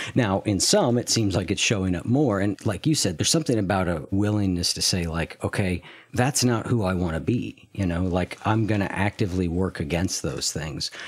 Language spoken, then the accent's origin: English; United States; as an American